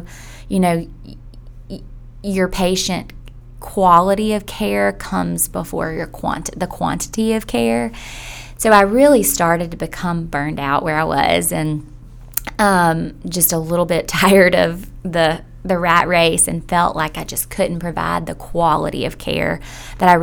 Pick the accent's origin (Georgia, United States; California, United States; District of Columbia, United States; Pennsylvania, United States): Georgia, United States; Millen; now in Athens, United States; I'm from a small town in South Georgia.